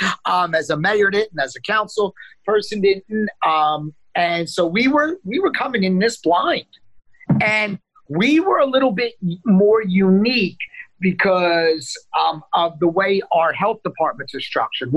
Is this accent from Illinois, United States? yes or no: no; Neptune City, New Jersey, United States; also born or lived in Asbury Park, New Jersey; my hometown of Neptune City